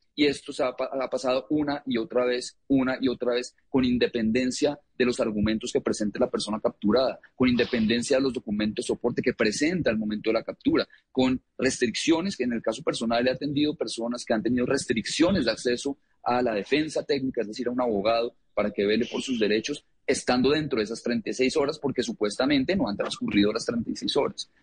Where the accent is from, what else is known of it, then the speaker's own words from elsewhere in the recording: Colombia; yo soy colombiano